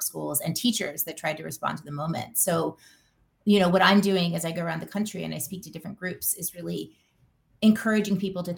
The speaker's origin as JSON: {"language": "English", "region": "Louisiana", "country": "United States", "tie": "born or raised there", "said": "I grew up in Louisiana"}